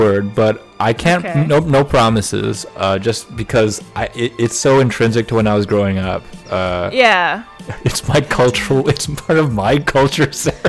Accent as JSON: {"language": "English", "country": "United States", "said": "I'm the American"}